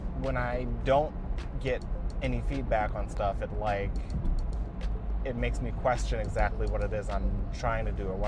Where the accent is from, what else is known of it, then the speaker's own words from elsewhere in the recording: United States; as an American